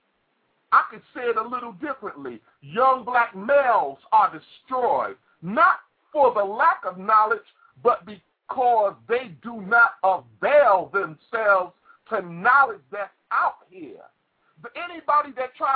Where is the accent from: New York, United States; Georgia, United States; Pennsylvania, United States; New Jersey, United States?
New York, United States; New York City; I came out of Brooklyn, New York. I came from Brownsville